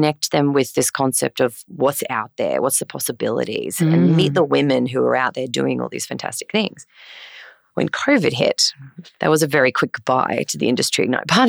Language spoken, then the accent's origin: English; Yeppoon, Queensland, Australia; moved away as an adult; I'm a Queenslander. I grew up in Yeppoon. Up in central Queensland.